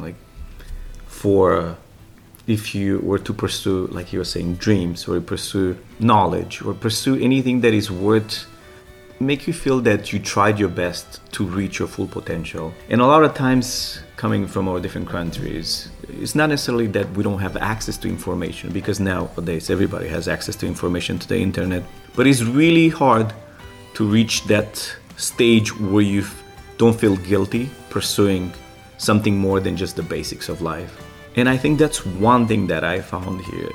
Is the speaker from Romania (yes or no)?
yes; Romania; English is a second language; moved away as an adult; now in United States; I moved here in 2001 from Romania